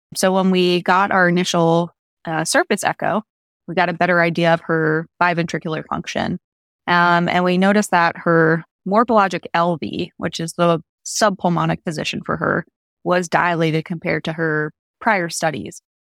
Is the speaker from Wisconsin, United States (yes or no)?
no; upstate New York, United States; moved away; I'm originally from upstate New York